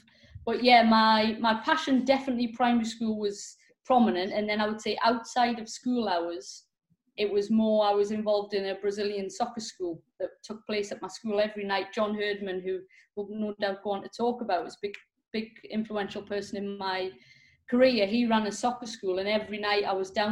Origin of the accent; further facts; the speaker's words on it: England, United Kingdom; growing up in England on a sort of council estate.